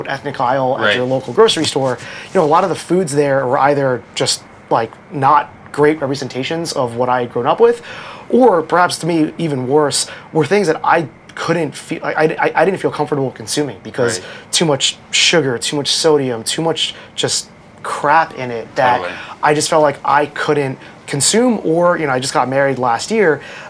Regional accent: Central New Jersey, United States; moved away as an adult; also born or lived in Queens, New York; now in New York City, United States; I grew up in Central New Jersey. I was born in Queens, but raised in Central New Jersey. My parents are both Filipino, immigrated here with my two older brothers. Then I was born here

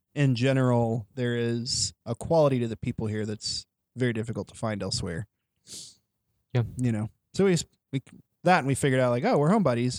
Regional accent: near Joplin, Missouri, United States; also born or lived in Springfield, Missouri; now in Joplin, United States; I didn't grow up in Joplin, but I grew up near Joplin

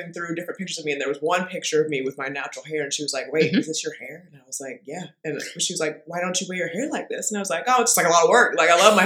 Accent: Bay Area, California, United States; I'm from the Bay Area

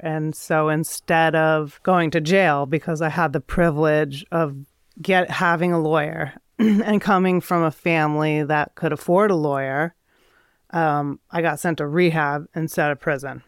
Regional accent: Midwest, United States; also born or lived in Adirondacks, New York; now in Vermont, United States; I grew up in the Midwest

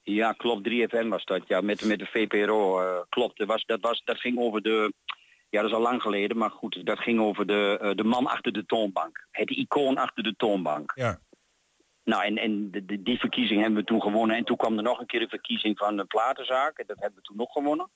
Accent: Diepenheim, Overijssel, Netherlands; vanaf mijn jeugd in Diepenheim tot nu

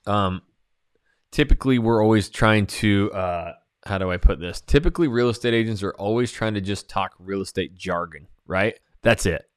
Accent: Idaho, United States; moved away; when I went to Idaho, back to my hometown and started a channel, I know everybody there

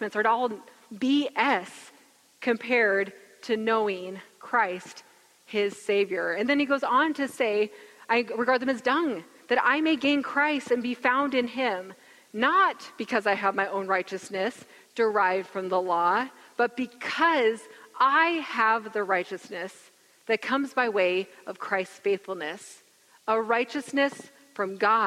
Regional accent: Gig Harbor, Washington, United States; I grew up in Gig Harbor

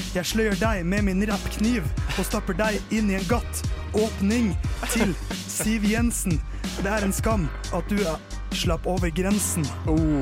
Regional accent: Tåsen, Oslo, Norway; Jeg er fra Tåsen

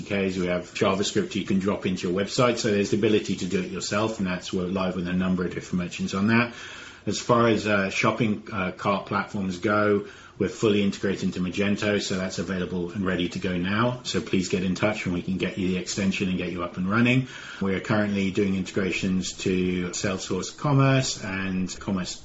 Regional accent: United Kingdom; as a Brit

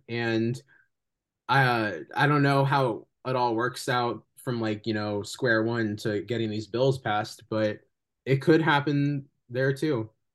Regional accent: California, United States; I'm really grateful that I'm from California

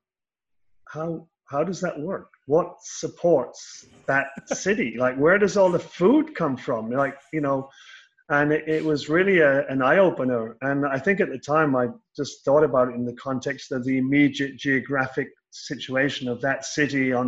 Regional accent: Southwest Ireland, Ireland; I grew up in Southwest Ireland

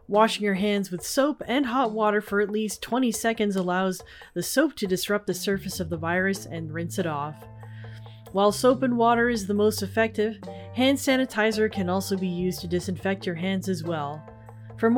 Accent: Canada; I'm Filipino, Chinese, Canadian

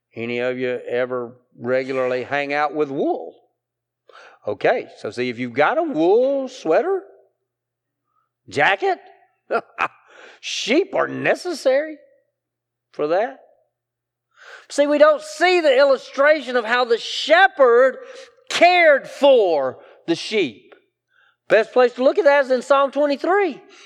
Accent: Greenwood, South Carolina, United States; I'm from Greenwood, right? I, I, I, I, I grew up in a textile mill town

